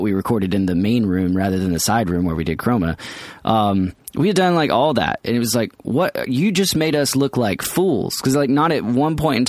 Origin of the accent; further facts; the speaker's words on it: Atlanta, Georgia, United States; we're from Atlanta